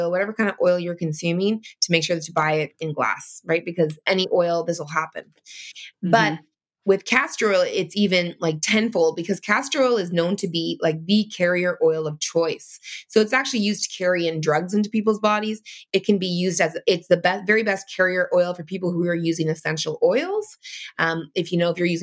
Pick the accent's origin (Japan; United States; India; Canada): Canada; in Canada, it's different because I'm Canadian